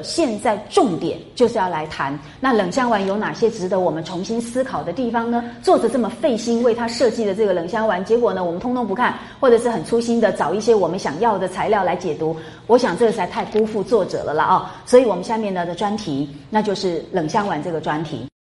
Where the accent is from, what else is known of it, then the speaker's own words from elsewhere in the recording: Taiwan; accent: Taiwanese Mandarin; 我们台湾国语啊，台湾的国语不大有这个儿的发音